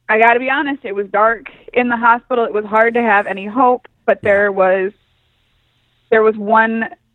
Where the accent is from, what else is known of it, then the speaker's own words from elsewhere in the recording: Queens, New York, United States; Yes. I'm from Queens.